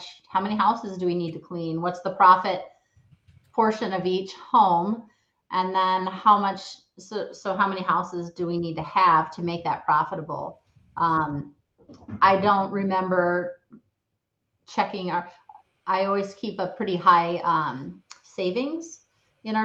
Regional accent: Ames, Iowa, United States; the town Ames where I started, my kind of more my hometown

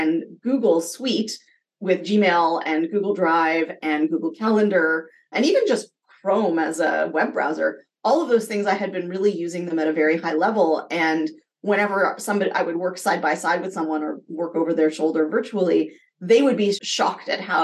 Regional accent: Canada; being Canadian and earning US dollars

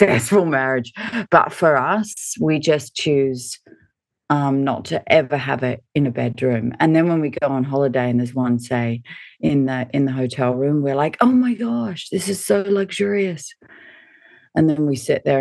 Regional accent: Sydney, New South Wales, Australia; also born or lived in Hawaii / Washington / Melbourne; we moved back to Australia. I lived in Melbourne and then moved up to Sydney

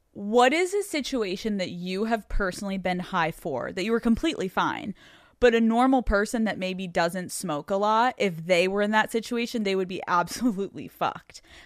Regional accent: Pennsylvania, United States; I'm from Pennsylvania.

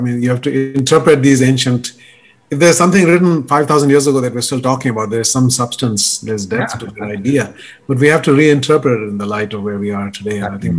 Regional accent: India; I think you and I probably, growing up in India, and I think part of it has to do with the relic of colonialism

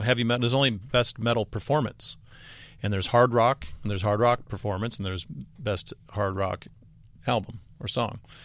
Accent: the South, United States; we're four dirtbags from the South

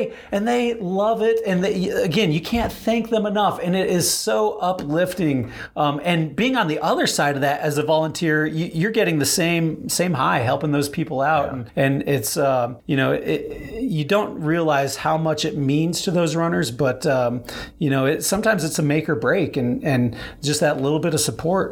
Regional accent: outside of Rapid City, South Dakota, United States; now in Denver, United States; I grew up in South Dakota, outside of Rapid City. So this is kind of my hometown course

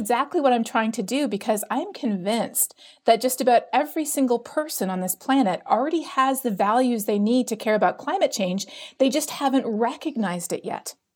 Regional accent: Canada; now in United States; I'm a Canadian living in the U S

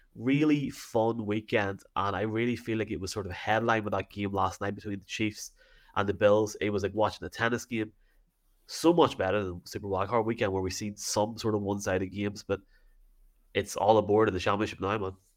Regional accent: Dungannon, Northern Ireland, United Kingdom; I'm from Dungannon

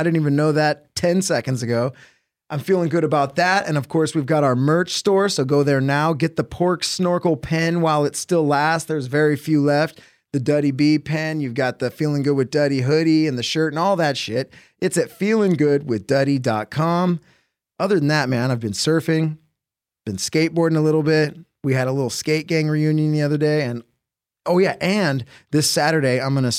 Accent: Huntington Beach, California, United States; We grew up in Huntington Beach. It's, like, one city over.

